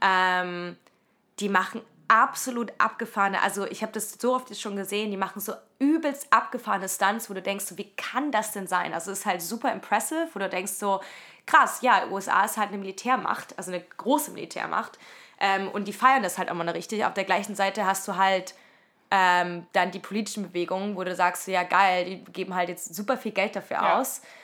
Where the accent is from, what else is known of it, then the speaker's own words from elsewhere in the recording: Leipzig, Saxony, Germany; moved away as an adult; also born or lived in Cologne; in Leipzig, wo ich aufgewachsen bin